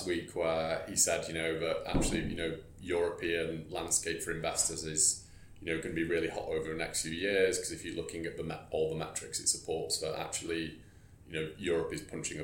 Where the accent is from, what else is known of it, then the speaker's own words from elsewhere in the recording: the north of England, United Kingdom; I say this as a Northerner